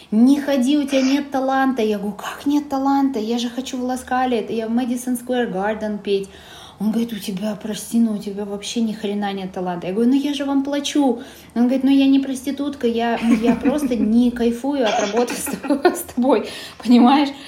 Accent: Karaganda, Karaganda Region, Kazakhstan; moved away as an adult; now in Almaty, Kazakhstan; То есть я девушка из провинции, э, э, родилась в Карагандинской области, э, из Караганды и училась там, там же в Караганде. А, затем переехала сюда, в Алматы, поступать

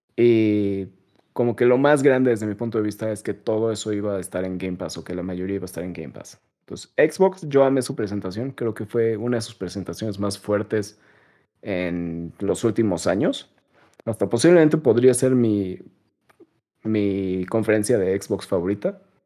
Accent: Mexico; Me disculpo como mexicano

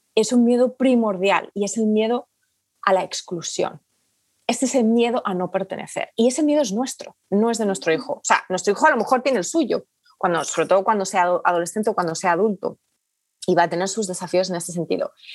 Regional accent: Spain; moved away as an adult; also born or lived in United Kingdom; España, que es de donde yo soy originariamente, eh, pero vivíamos en el Reino Unido

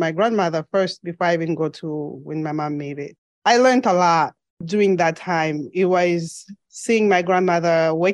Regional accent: Mongu, Western Province, Zambia; moved away as an adult; now in United States; I was born and raised in Zambia. I spent most of my childhood in the western side of Zambia, which is Western Province in Mongu

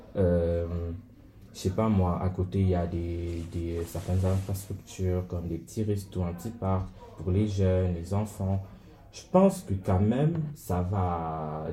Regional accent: Cameroon; moved away; en tant que Camerounais

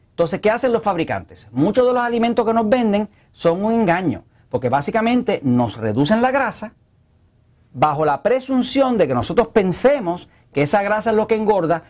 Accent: Puerto Rico; acá en Puerto Rico no hablamos español, acá hablamos spanglish

